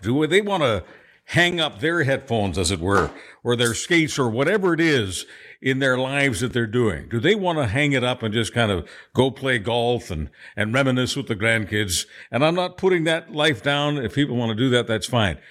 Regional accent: Montreal, Quebec, Canada; also born or lived in Budapest, Hungary; my hometown of Montreal

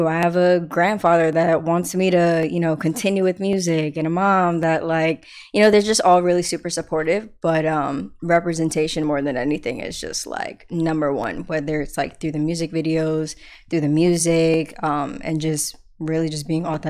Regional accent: New York City, New York, United States; I grew up like in Queens with my mom and my grandma

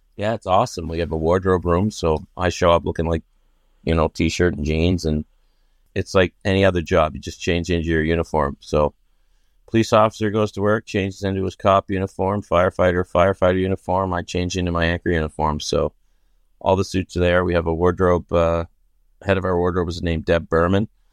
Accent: Pictou, Nova Scotia, Canada; now in Toronto, Canada; I grew up in Pic Nova Scotia, small town

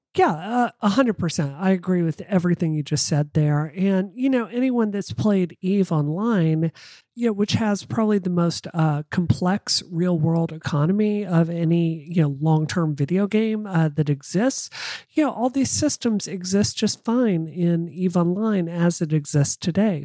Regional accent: Mississippi, United States; I come from Mississippi

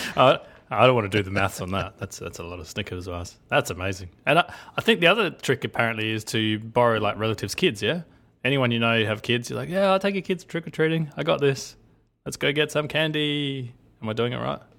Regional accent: Australia; as an Australian

